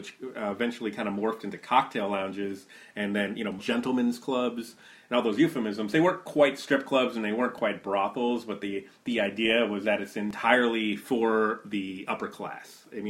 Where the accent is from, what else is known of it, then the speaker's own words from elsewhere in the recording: Northeast, United States; I grew up on Long Island Sound in the Northeast, about, you know, 65 miles from Trump Central in the 80s